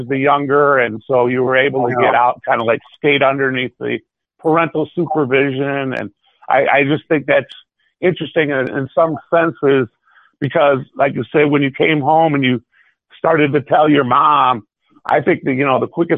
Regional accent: Michigan, United States; I'm from Michigan

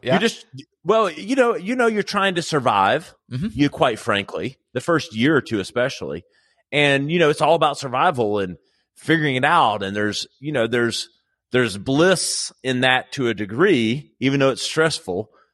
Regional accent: Greenville, South Carolina, United States; here in Greenville, which is my original home. I'm from South Carolina

